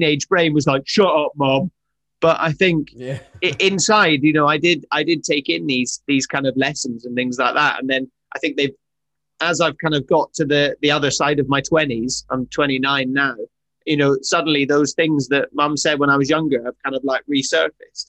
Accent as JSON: {"language": "English", "region": "Highlands of Scotland", "country": "United Kingdom", "tie": "born or raised there", "said": "I grew up in the Highlands of Scotland. That's where I'm from"}